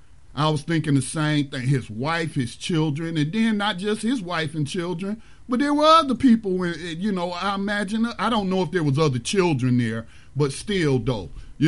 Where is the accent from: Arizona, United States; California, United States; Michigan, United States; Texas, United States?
Michigan, United States; Detroit; now in North Carolina, United States; I grew up in Detroit. I was born, you know, where I'm at right now. I was born down here in North Carolina.